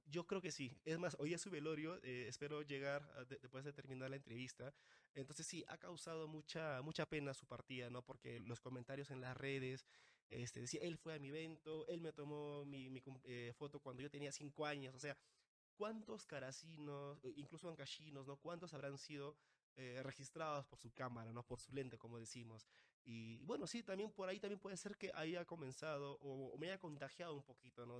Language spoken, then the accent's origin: Spanish; Caraz, Ancash, Peru; now in Lima, Peru; yo soy de Caraz